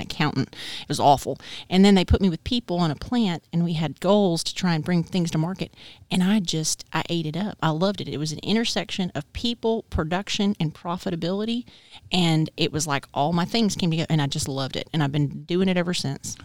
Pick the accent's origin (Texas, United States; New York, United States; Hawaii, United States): Texas, United States; moved away as an adult; also born or lived in El Paso, Texas / Austin, Texas; now in North Carolina, United States; I'm a Texan. We, we have to when we're born, we have to watch oil and gas